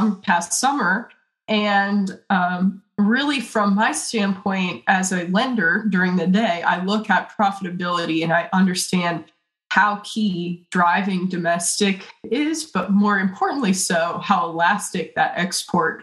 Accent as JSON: {"language": "English", "town": "Waynesville", "region": "Ohio", "country": "United States", "said": "I'm from Waynesville, Ohio, which is kind of between Cincinnati and Dayton"}